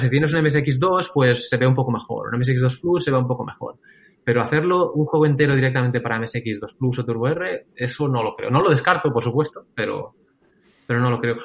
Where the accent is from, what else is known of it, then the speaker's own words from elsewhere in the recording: Lloret de Mar, Catalonia, Spain; yo de crío vivía en Lloret de Mar